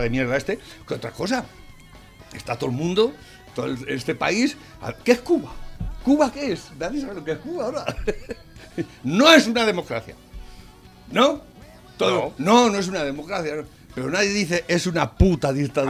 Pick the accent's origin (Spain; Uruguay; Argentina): Spain